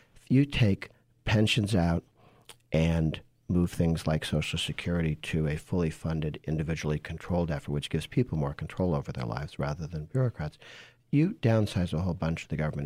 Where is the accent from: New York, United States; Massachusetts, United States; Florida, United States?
Massachusetts, United States; I grew up in Massachusetts